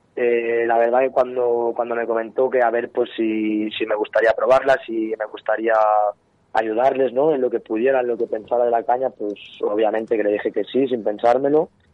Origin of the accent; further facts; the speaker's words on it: Alguaire, Catalonia, Spain; Soy de Alguaire, del pueblo del Lau.